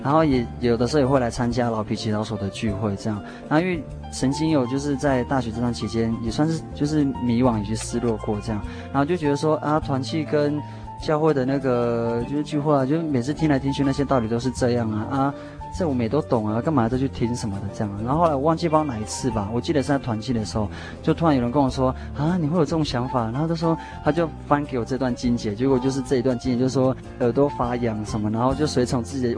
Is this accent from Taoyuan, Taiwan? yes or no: yes; Taoyuan, Taiwan; moved away as an adult; also born or lived in Taitung (family origin, Amis) / Pingtung (university); now in Pingtung, Taiwan; 我算是很小，就在北部长大